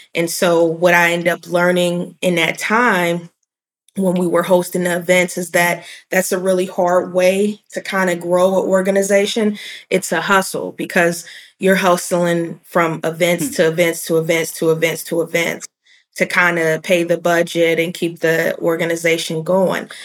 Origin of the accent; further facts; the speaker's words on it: Cincinnati, Ohio, United States; moved away as an adult; also born or lived in Chicago, Illinois / Atlanta, Georgia; I'm I'm from Cincinnati